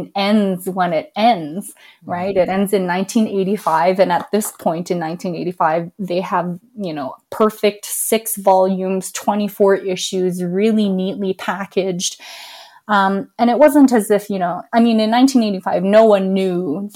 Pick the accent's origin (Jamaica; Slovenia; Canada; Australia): Canada; being Chinese Canadian, being a Chinese person born in Canada